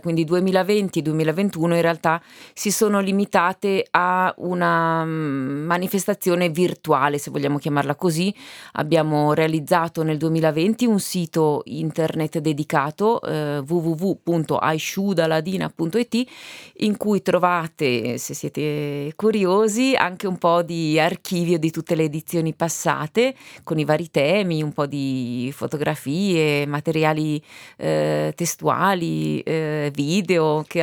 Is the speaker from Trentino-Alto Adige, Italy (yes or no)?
yes; Val di Fiemme, Trentino-Alto Adige, Italy; noi fiamazzi